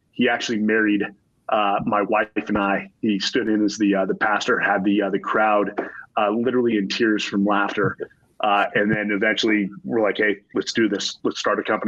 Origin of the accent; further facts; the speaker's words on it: Silicon Valley, California, United States; born and raised in Silicon Valley